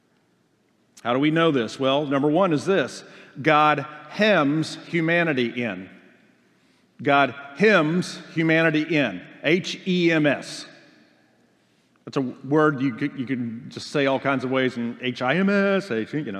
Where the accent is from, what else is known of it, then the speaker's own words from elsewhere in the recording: Oklahoma, United States; moved away as an adult; I'm from Oklahoma.